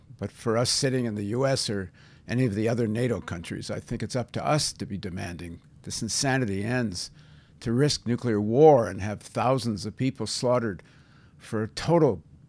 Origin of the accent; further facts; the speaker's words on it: Canada; I'm Canadian.